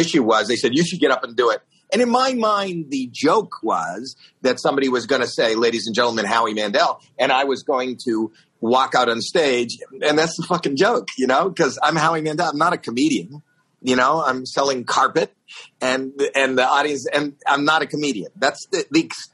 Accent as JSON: {"language": "English", "town": "Toronto", "region": "Ontario", "country": "Canada", "said": "I'm from Toronto, Canada"}